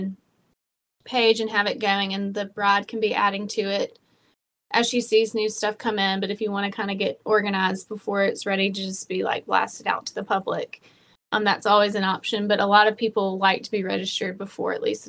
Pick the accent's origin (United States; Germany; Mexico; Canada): United States; Birmingham, Alabama; moved away as an adult; also born or lived in Memphis, Tennessee; now in Jackson, United States; I'm originally from Birmingham, Alabama.